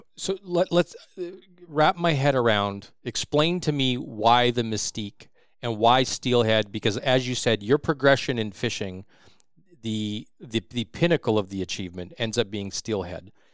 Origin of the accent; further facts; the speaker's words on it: Saskatchewan, Canada; now in Prince George, Canada; I'm from Saskatchewan